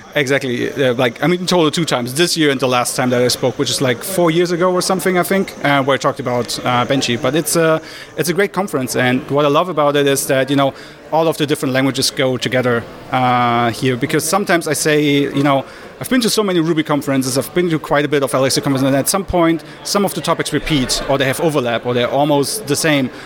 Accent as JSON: {"language": "English", "region": "Berlin", "country": "Germany", "said": "I'm from Berlin in Germany"}